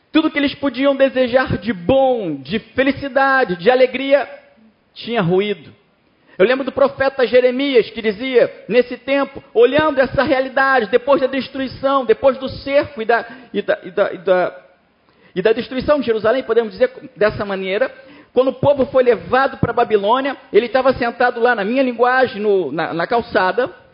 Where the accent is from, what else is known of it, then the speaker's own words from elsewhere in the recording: Brazil; now in France; Eu sou brasileiro ainda